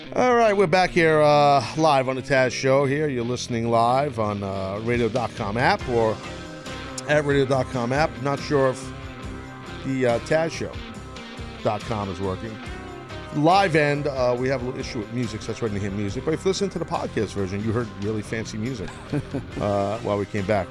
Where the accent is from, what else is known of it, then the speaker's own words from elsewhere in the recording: United States; as an American